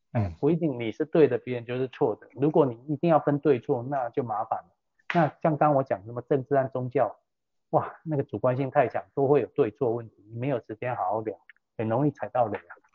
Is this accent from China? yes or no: no; Taiwan; 我们台湾人